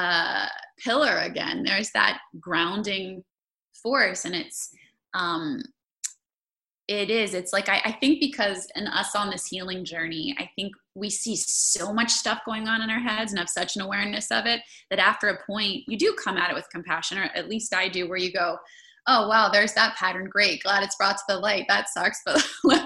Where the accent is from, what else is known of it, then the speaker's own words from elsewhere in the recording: Maryland, United States; I grew up in Maryland